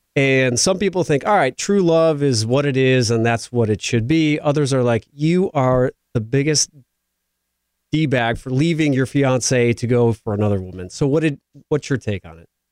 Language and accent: English; Midwest, United States; moved away; growing up in the Midwest where I come from